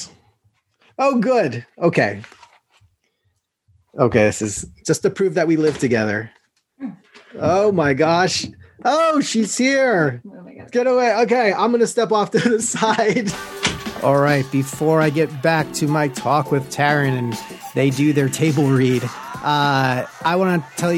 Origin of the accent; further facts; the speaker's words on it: Long Island, New York, United States; We are from Long Island